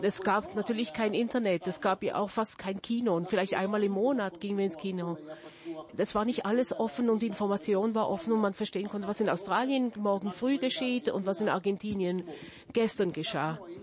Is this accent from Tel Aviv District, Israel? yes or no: no; Jerusalem, Jerusalem District, Israel; Ich wurde in Jerusalem geboren, in einer Familie, die aus 1809 nach Jerusalem kam, aus Vilna